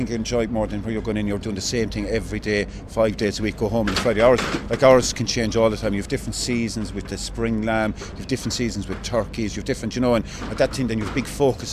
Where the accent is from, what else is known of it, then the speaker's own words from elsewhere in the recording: Newcastle West, Munster, Ireland; moved away as an adult; also born or lived in Australia / London; I'm from Newcastle West originally